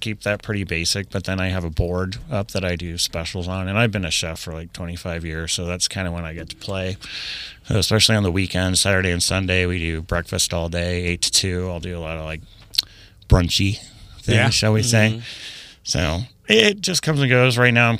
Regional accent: Sylvania, Ohio, United States; also born or lived in Louisville / Denver / Houston; We moved off to Denver, Colorado, and Houston, Texas, and we ended up, by the time I was in eighth grade, Sylvania, Ohio.

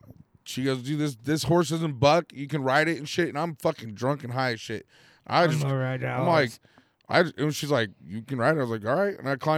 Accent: Penn Valley, California, United States; I grew up in Pin Valley, like rodeos and everyone kind of was like that kind of a person. They're all like ranch people around here.

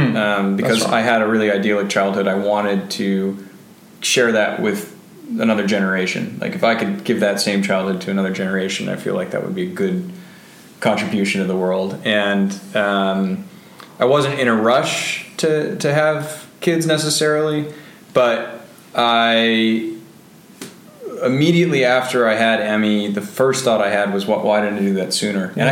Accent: Bainbridge Island, Washington, United States; Growing up on Bainbridge Island was really special

